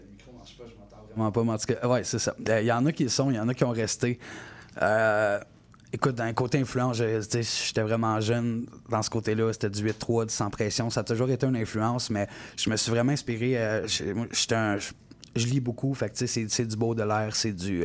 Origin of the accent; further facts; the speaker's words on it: Gatineau, Quebec, Canada; je viens de Gatineau, euh, secteur Buckingham